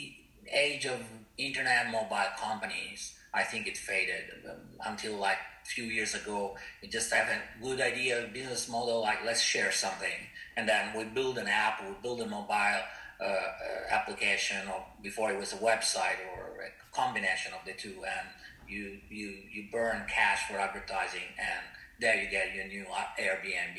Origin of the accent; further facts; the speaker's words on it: Italy; moved away as an adult; now in Shanghai, China; I'm from Italy